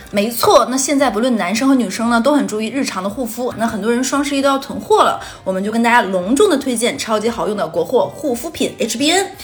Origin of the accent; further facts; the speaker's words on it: Northeast China, China; accent: Northeastern Mandarin; moved away; 那我们第一个王炸故事呢，就来自于我的家乡的呼唤